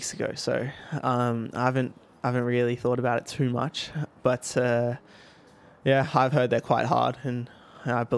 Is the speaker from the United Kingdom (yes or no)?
no; Australia; moved away as an adult; growing up in Australia